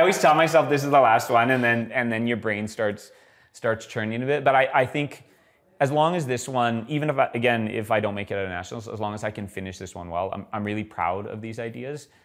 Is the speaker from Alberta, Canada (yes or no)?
yes; Edmonton, Alberta, Canada; now in Calgary, Canada; I moved moved to Calgary, I'm, I'm originally from Edmonton